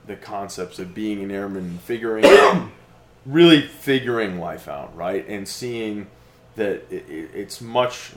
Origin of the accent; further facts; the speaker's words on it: Avon, Connecticut, United States; moved away as an adult; also born or lived in RAF Lakenheath, England / Texas; now in Wichita Falls, United States; the first almost 19 years of my life, I grew up in Avon, Connecticut